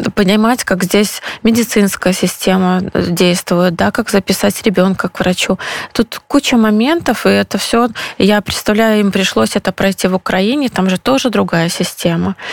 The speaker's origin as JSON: {"language": "Russian", "country": "Belarus", "moved": "as an adult", "lives_now": "Poland", "said": "я из Беларуси, мы семья из Беларуси"}